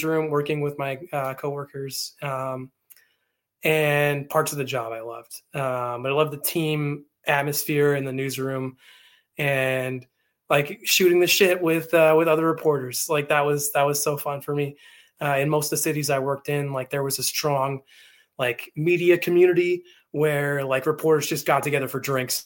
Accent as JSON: {"language": "English", "town": "Vancouver", "region": "British Columbia", "country": "Canada", "tie": "born or raised there", "said": "in my hometown, in like the Vancouver area"}